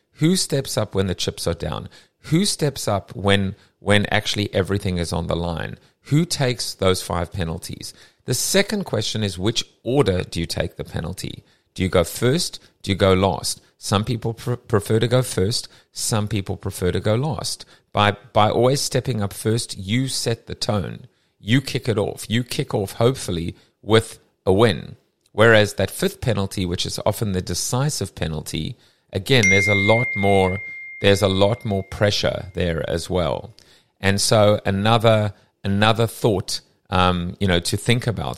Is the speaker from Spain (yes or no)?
no; South Africa; now in United States; I'm South African, ex-South African, what, you know, born in Sou-, I still have a South African passport